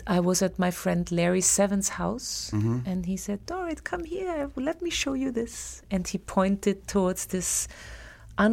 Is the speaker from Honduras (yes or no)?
no; Graz, Styria, Austria; moved away as an adult; now in New York, United States; my hometown in Austria, in Graz